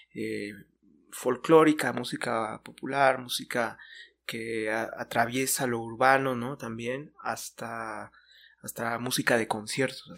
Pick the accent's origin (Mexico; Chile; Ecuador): Mexico; como mexicanos en general para simbolizar parte de lo que somos